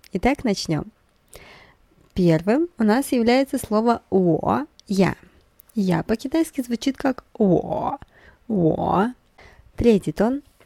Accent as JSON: {"language": "Russian", "country": "Russia", "said": "я из России"}